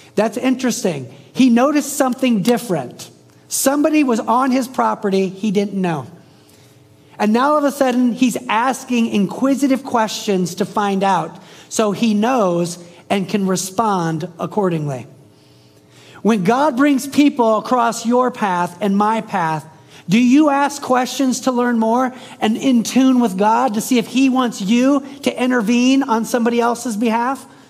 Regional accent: the South, United States; I'm from the South. I live in the South.

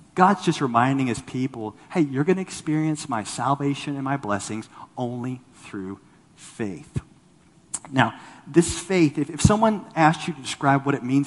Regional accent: Los Angeles, California, United States; moved away; I'm from Los Angeles

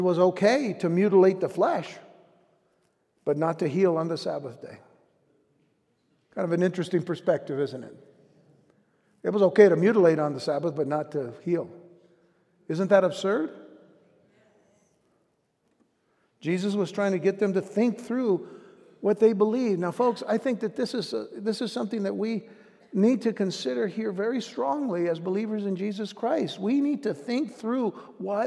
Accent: United States; our day-to-day lives as American citizens

